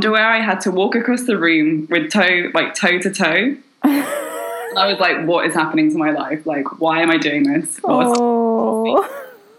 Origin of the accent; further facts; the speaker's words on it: London, United Kingdom; moved away as an adult; now in Paris, France; I'm from London, born to a French mother and a Chinese father.